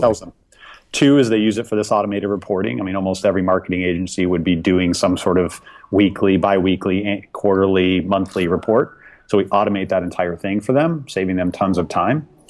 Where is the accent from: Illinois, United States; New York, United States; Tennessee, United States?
Illinois, United States; Chicago; now in Seattle, United States; I grew up in the Chicago area sailing on Lake Michigan